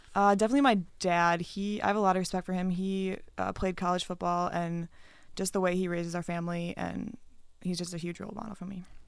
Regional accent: Wisconsin, United States; moved away; I'm from Wisconsin and I used to go to games at the Cole Center all the time

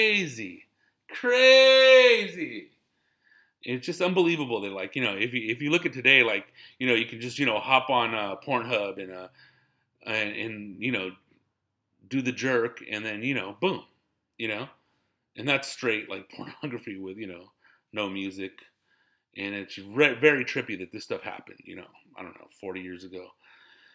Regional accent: Riverside, California, United States; I'm from Riverside

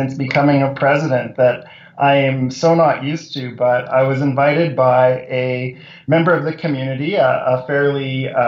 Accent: Montreal, Quebec, Canada; moved away as an adult; also born or lived in British Columbia; now in Alberta, Canada; I'm a Montreal boy

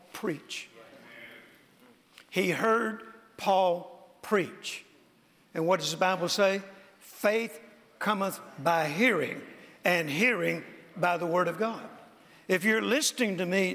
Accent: Mississippi, United States; born or raised there

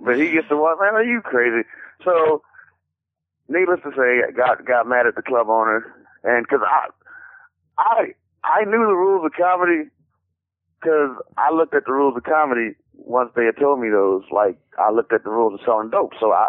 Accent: Washington, District of Columbia, United States; also born or lived in Texas / New York; now in California, United States; even though I'm from D.C.

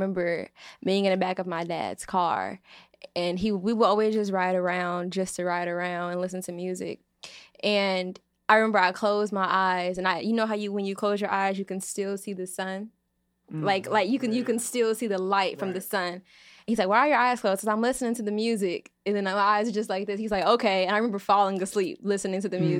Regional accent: Chicago, Illinois, United States; I'm from the south side of Chicago

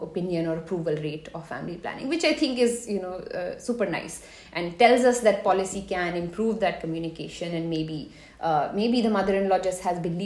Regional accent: Haryana, India; I'm from Haryana

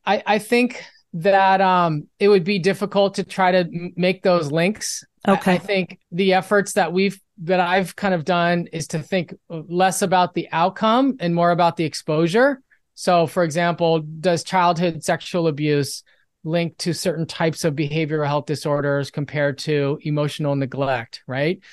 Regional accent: Los Angeles, California, United States; I'm from Los Angeles

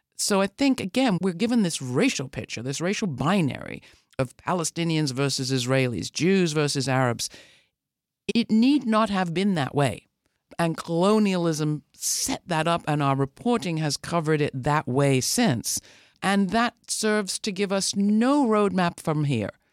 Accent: United Kingdom; as a British person

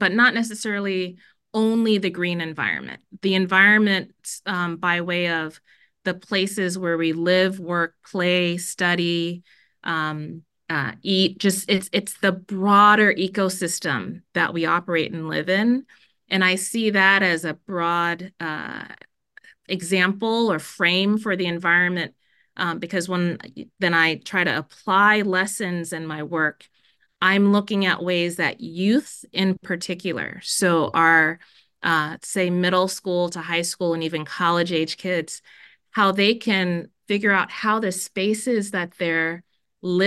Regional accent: Miami, Florida, United States; also born or lived in Jamaica; now in Minnesota, United States; I was born in Jamaica. My parents left Jamaica and took us to Miami when I was really little

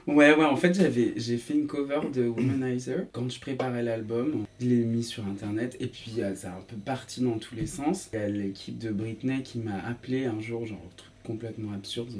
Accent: Saint-Étienne, Auvergne-Rhône-Alpes, France; moved away; also born or lived in Paris; je suis né à Saint-Etienne

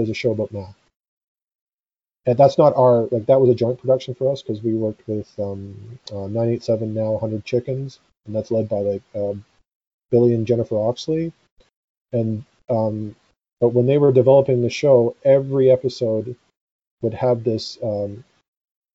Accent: Canada

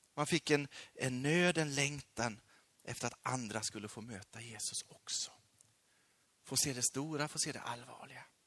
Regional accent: Sweden; also born or lived in Peru; Sveriges folk, mitt land

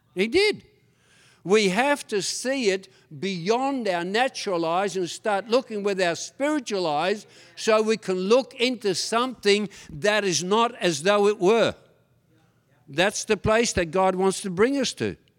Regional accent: Tasmania, Australia; English is a second language; also born or lived in Netherlands; When my father and mother took me from Holland all the way to Australia, Tasmania, and I went from having two grandmothers, having about twenty uncles and aunties, to having nothing at all, and I got into trouble straight away 'cause I couldn't speak a word of English

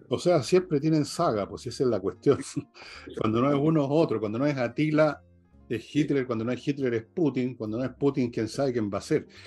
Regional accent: Valparaíso, Chile; cuando yo las vi en el cine de Cabro, la vi en el San Luis, en la punta del Cerro Alegre, en Valparaíso, con toda la patota del barrio

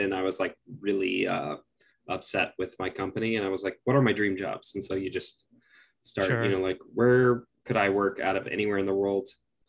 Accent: Austin, Texas, United States; moved away as an adult; also born or lived in San Diego / San Francisco; I'm from Austin, Texas.

